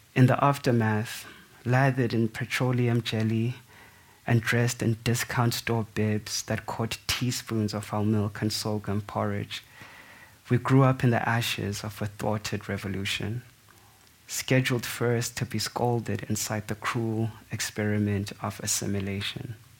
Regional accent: South Africa; as a South African

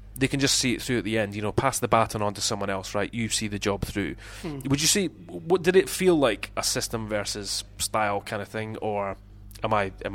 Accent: Scotland, United Kingdom; speaking as a Scotsman here

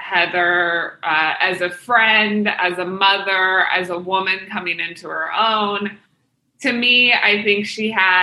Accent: Kansas City, Missouri, United States; I'm from Kansas City, Missouri

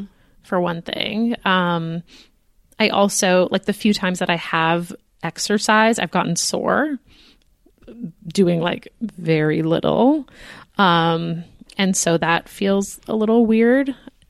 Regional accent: United States; We are American.

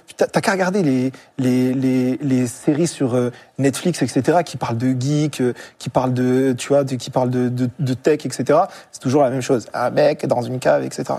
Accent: Marseille, Provence-Alpes-Côte d'Azur, France; moi, j'ai grandi en cité, à Marseille

